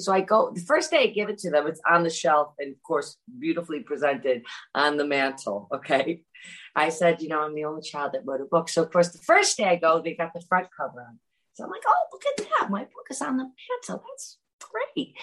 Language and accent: English; Great Barrington, Massachusetts, United States; moved away; also born or lived in London; when I lived in London or when I grew up in Great Barrington